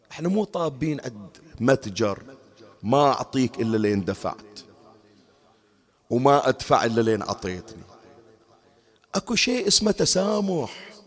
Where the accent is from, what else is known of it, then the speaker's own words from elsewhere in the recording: Bahrain; تذكرون النقل العام سابقا عندنا بالبحرين أنا الآن صار لي سنوات ما أذكر ما أدري الآن شلون الوضع